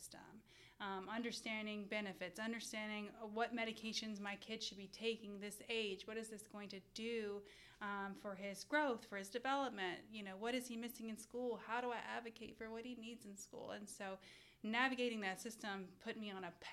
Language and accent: English; Beaumont, Texas, United States; moved away as an adult; I was born and raised in Beaumont, Texas